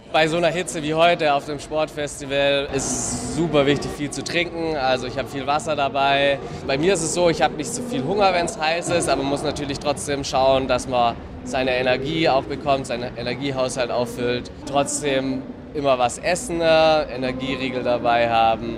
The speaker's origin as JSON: {"language": "German", "area": "Allgäu", "region": "Bavaria", "country": "Germany", "said": "bei uns im Allgäu"}